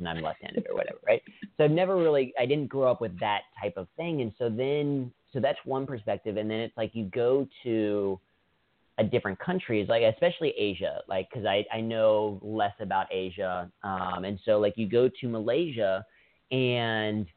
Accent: United States; I was born in the United States

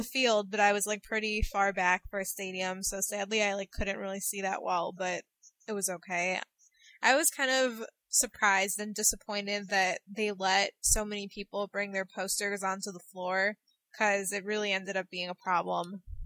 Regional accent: Chicago, Illinois, United States; here in my hometown for the Chicago show

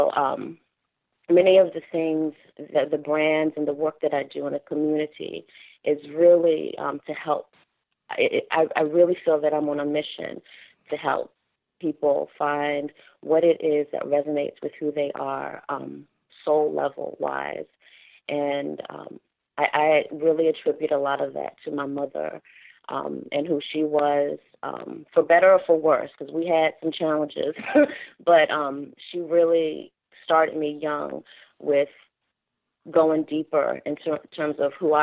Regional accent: Maryland, United States; also born or lived in Washington, D.C.; I lived in Washington, D.C. until maybe the age of 5 before my mother moved us to Montgomery County. And so my childhood growing up was split between living in both Montgomery County, Maryland, and Prince George's County, Maryland

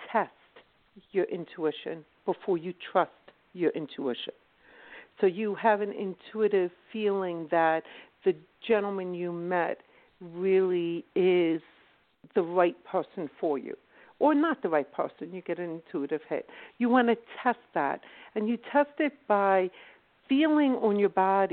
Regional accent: Philadelphia, Pennsylvania, United States; accent: UK sound; I'm actually from South Philadelphia

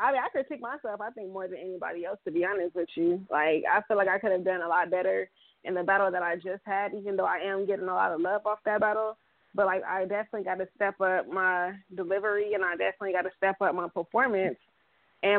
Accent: Compton, California, United States; I'm from Compton

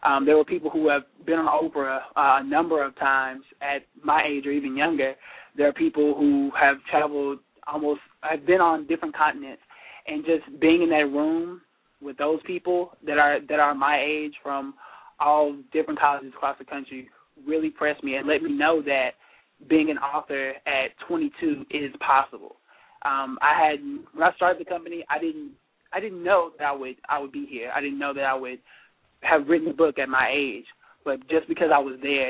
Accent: Tulsa, Oklahoma, United States; moved away as an adult; now in Hampton, United States; I am from Tulsa, Oklahoma, and went to Hampton University

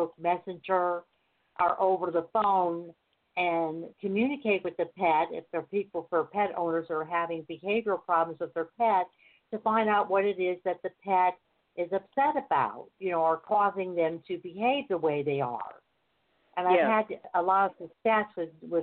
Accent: United States; I'm in California. I'm from America

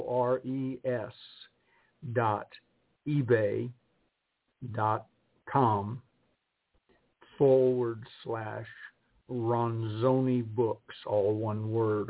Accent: Georgia, United States; I was raised in the South

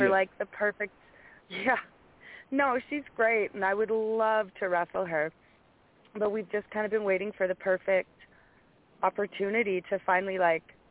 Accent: Alberta, Canada; I'm from Alberta, Canada

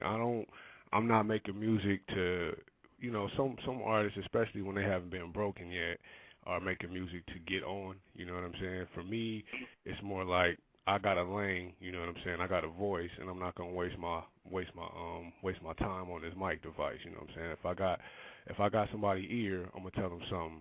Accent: Compton, California, United States; moved away; also born or lived in Rialto, California; I'm from Compton, California

